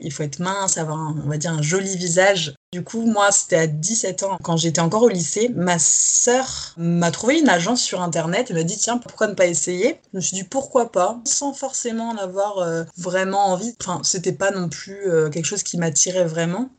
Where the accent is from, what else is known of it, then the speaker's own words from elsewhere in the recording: south-west France, France; moved away as an adult; also born or lived in Paris region, France; now in Paris, France; je suis française. Je suis née en région parisienne que j'ai quittée avec ma famille pour déménager dans le sud-ouest quand j'avais 10 ans jusqu'à mes 19 ans.